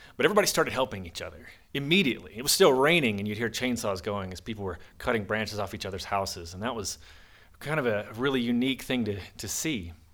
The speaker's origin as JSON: {"language": "English", "region": "the South", "country": "United States", "tie": "born or raised there", "moved": "yes", "lives_now": "Monticello, Utah, United States", "said": "I grew up in the South"}